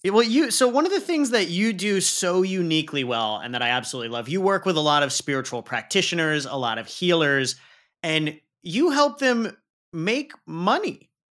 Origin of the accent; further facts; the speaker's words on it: Pakistan; I'm Pakistani, and we put a lot heavier emphasis on leading with the heart